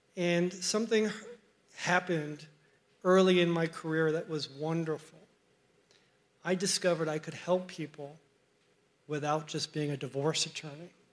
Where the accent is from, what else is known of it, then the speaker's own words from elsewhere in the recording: Miami, Florida, United States; when I grew up in Miami, I had an older sister and two parents who loved me very much